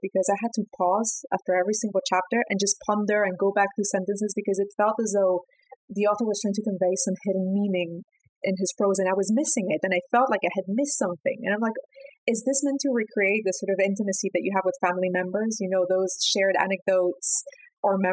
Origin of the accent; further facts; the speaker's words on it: Peru; my home country, Peru.